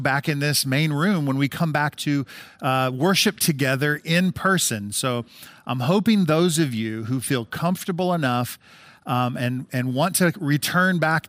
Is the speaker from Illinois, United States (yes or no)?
yes; Decatur, Illinois, United States; But of course, I grew up in Central Illinois. I'm a Decatur resident my whole life.